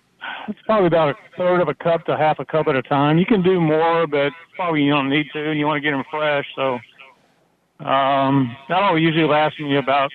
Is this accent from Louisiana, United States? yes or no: yes; Louisiana, United States; I grew up in Louisiana